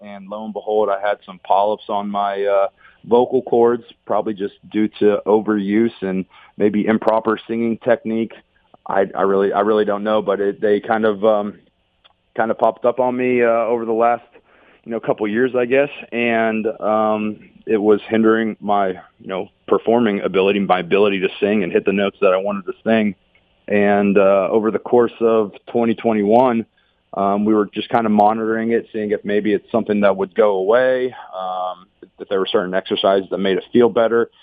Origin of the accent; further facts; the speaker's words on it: Pittsburgh, Pennsylvania, United States; moved away as an adult; also born or lived in Columbus, Ohio; now in Ohio, United States; I was born and raised in Pittsburgh